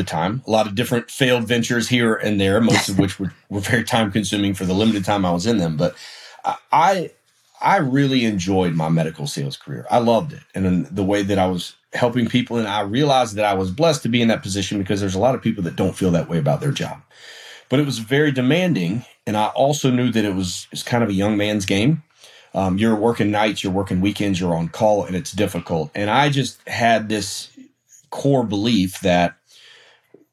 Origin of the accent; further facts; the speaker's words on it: South Carolina, United States; I'm from South Carolina